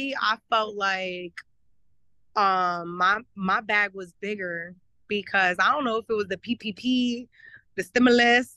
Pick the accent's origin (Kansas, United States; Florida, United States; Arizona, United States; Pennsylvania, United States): Pennsylvania, United States; now in Miami, United States; I grew up in Pennsylvania.